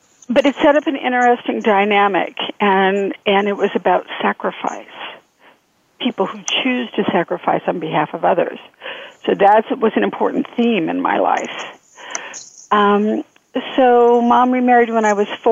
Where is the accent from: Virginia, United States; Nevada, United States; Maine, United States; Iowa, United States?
Nevada, United States; also born or lived in California; we moved from California to Nevada. And Nevada is a unique kind of place, you know, because of the gambling, the alcohol, the very unique. And I was raised within the influence